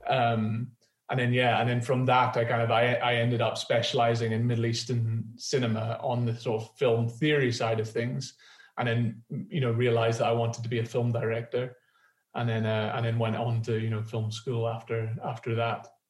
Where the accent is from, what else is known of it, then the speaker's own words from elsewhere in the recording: Edinburgh, Scotland, United Kingdom; I'm from Edinburgh